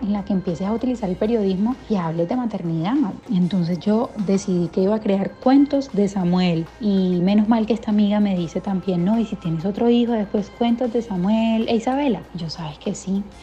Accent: Colombia; now in United States; Colombia, mi país natal

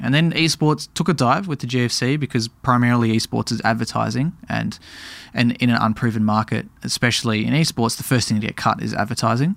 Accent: Tasmania, Australia; now in Melbourne, Australia; I grew up in Tasmania

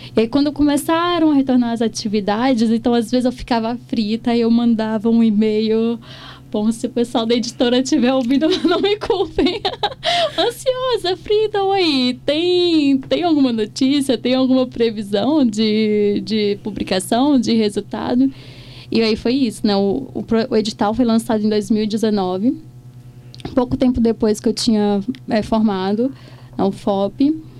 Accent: Cachoeira do Brumado, Minas Gerais, Brazil; meu pertencimento àquele ao distrito de Cachoeira do Brumado

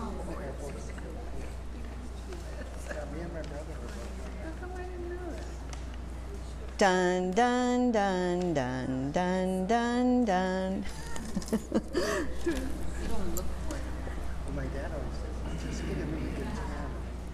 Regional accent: Albuquerque, New Mexico, United States; I was born in Albuquerque

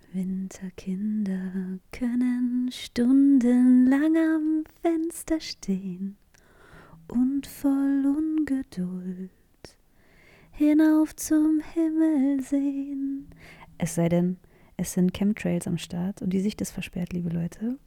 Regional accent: Northern Germany, Germany; ich komme ja aus dem Norden, aus dem schönen hohen Norden der Republik

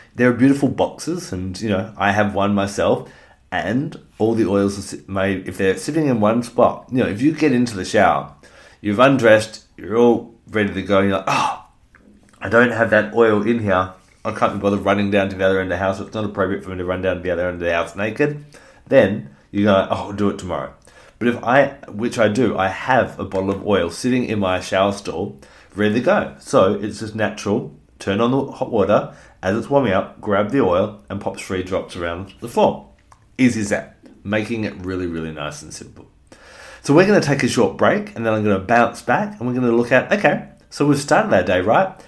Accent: Australia; as an Australian

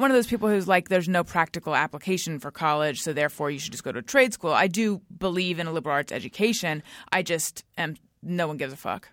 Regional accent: California, United States; moved away as an adult; also born or lived in New York; I'm from here originally, but I was in New York

